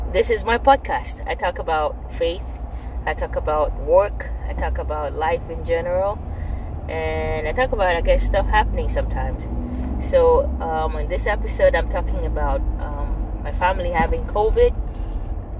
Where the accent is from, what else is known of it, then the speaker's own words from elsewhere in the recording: Nigeria; moved away; I grew up in Nigeria